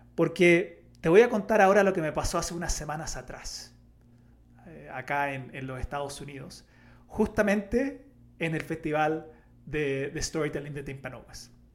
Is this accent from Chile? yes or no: yes; Chile; como buen chileno